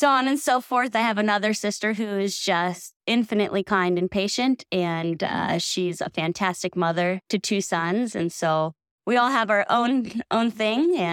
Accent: Sacramento, California, United States; now in Truckee, United States; I grew up in Sacramento, California, and I grew up on a dead-end street

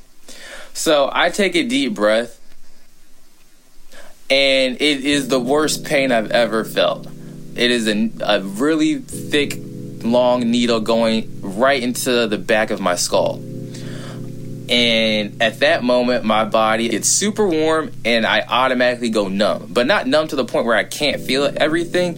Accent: Fort Worth, Texas, United States; I'm a Texan from Fort Worth

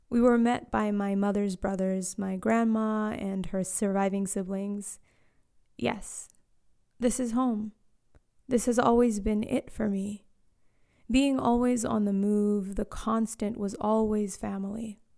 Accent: South Africa; also born or lived in Eswatini / Australia / Canada; I was born in Eswatini to Zambian parents. I grew up in South Africa and Australia and Canada.

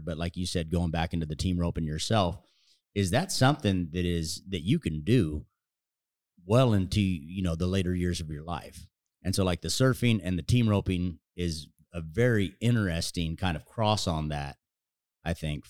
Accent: Northern California, United States; I'm from Northern California myself.

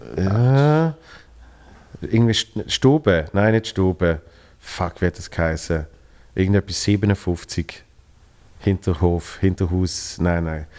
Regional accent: Basel, Basel-Stadt, Switzerland; wir sind zwar beide äh, äh von Basel.

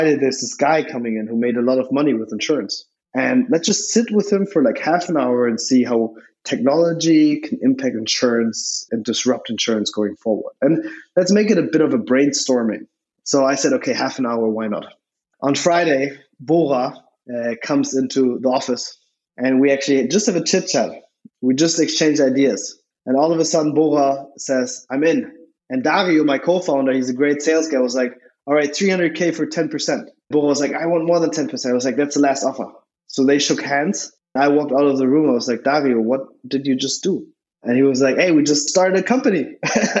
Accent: Berlin, Germany; also born or lived in Switzerland; I was born in Berlin to an American-born mother, actually.

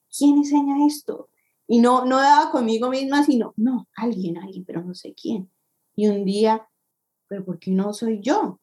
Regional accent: Colombia; moved away as an adult; now in United States; soy colombiana, llevo ocho años viviendo en Estados Unidos ya

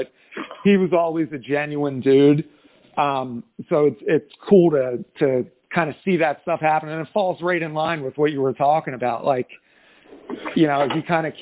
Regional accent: New Jersey, United States; I am from South Jersey, so we sit right in between Philadelphia and Atlantic City

